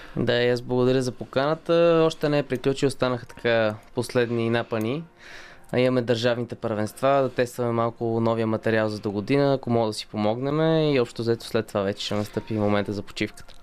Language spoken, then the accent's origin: Bulgarian; Bulgaria; като един българин в отбора